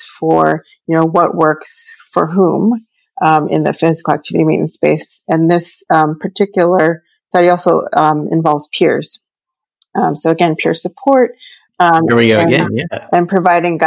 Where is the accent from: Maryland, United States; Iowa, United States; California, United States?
Maryland, United States; Baltimore; moved away; I'm from Baltimore originally, grew up born and raised in Baltimore.